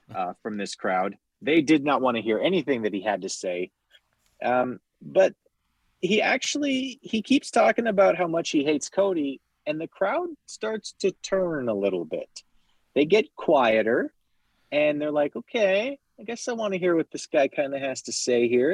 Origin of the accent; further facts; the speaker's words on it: Canada; I'm Canadian